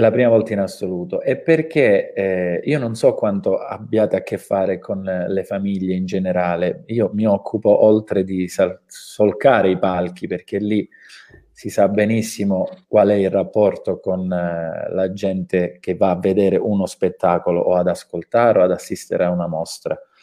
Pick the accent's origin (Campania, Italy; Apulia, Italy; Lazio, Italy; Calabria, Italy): Calabria, Italy; calabresi, no? eh, quali tutti noi siamo